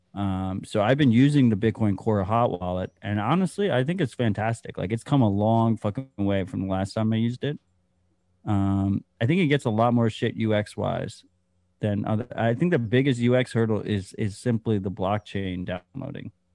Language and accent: English; United States; as an American